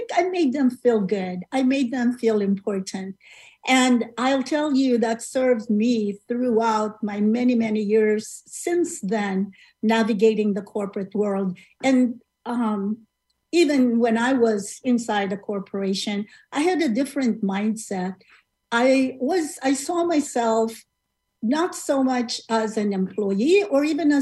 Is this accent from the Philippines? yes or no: yes; Philippines; moved away as an adult; now in United States; I immigrated from the Philippines, you know, like many of my other countrymen